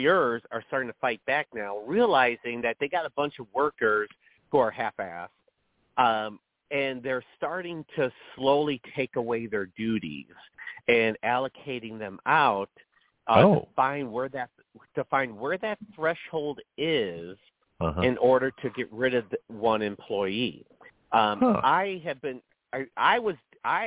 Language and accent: English; Chicago, Illinois, United States; moved away; also born or lived in the South; I'm from Chicago originally